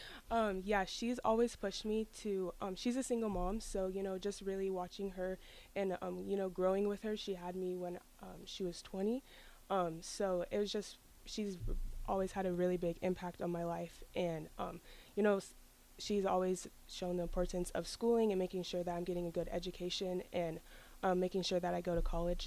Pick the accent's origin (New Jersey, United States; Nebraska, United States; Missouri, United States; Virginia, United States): Nebraska, United States; Lincoln; I was born here in Lincoln, and I've lived in Lincoln my whole life